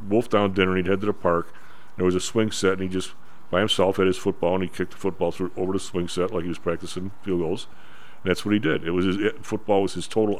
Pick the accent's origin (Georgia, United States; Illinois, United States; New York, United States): Illinois, United States; Chicago; the St. John Fisher, where we grew up, was kind of a little Irish Catholic ghetto